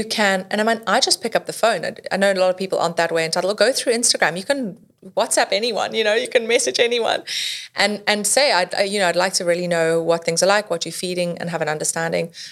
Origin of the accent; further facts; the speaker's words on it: South Africa; I grew up in South Africa.